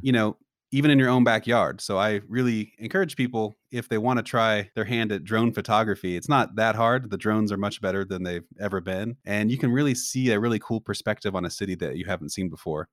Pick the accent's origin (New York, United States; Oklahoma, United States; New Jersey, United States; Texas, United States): Oklahoma, United States; Tulsa; moved away as an adult; now in Waco, United States; I'm not originally from Waco, so I love Waco, but I'm originally from Tulsa.